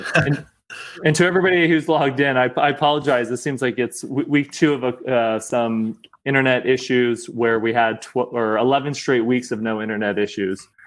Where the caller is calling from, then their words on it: Southern California, United States; I am calling in from Southern California. I have not left here in quite a while